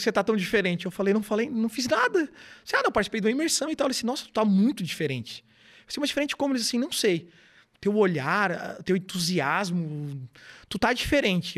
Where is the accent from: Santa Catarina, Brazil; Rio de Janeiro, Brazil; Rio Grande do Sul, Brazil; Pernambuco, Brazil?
Santa Catarina, Brazil; Garopaba; also born or lived in Florianópolis / Imbituba; Eu voltei para Garopaba, sou natural aqui de Garopaba